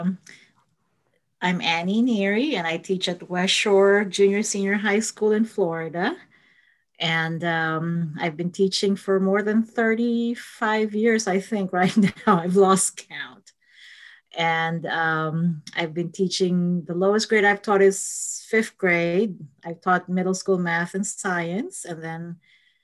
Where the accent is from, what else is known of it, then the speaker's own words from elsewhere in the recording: Manila, Metro Manila, Philippines; moved away as an adult; now in United States; I was born in the Philippines and grew up in the Philippines